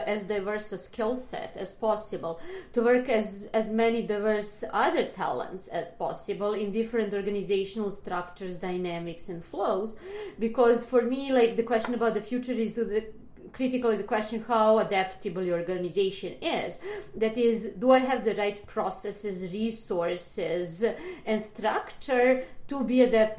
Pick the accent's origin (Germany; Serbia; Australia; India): Serbia; Belgrade; moved away as an adult; now in New York, United States; I'm Serbian. I moved from Belgrade. I just finished psychology there